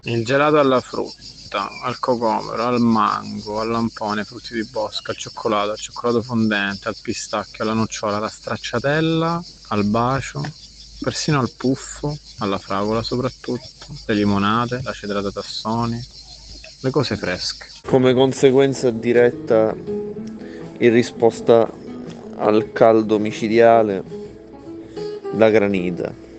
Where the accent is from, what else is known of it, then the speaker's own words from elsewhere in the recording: Sicily, Italy; now in northern Italy; da siciliano trasferito al nord